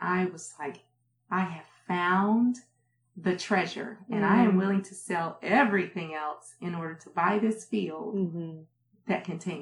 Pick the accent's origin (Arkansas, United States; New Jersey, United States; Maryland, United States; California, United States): Maryland, United States; Prince George's County; also born or lived in North Carolina / Kansas City; now in Oklahoma, United States; Yeah, I grew up in Maryland. I was born in North Carolina, but raised in Maryland.